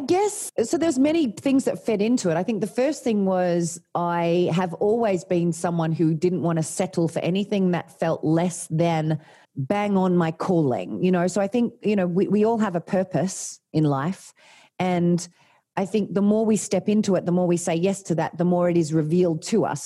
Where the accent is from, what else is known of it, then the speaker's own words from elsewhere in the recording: Tasmania, Australia; moved away as an adult; also born or lived in Sydney; I'm from Tasmania, um, little country town in, in Tasmania